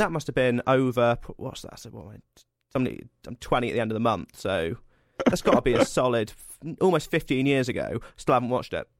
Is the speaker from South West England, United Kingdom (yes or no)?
yes; Cornwall, South West England, United Kingdom; I'm from Cornwall